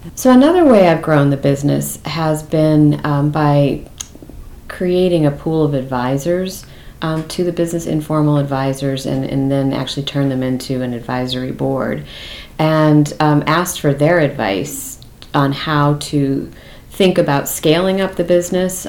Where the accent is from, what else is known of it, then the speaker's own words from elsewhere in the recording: California, United States; moved away; also born or lived in Massachusetts; where I grew up in California